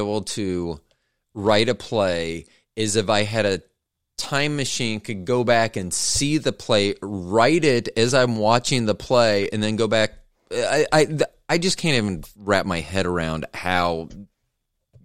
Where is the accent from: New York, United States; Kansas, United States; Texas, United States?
Kansas, United States; Kansas City; also born or lived in Overland Park, Kansas; when I was growing up in Kansas City